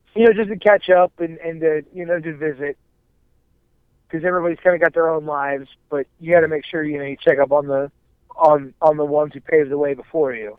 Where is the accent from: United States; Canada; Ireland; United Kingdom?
United States; Akron, Ohio; I grew up in Akron, Ohio area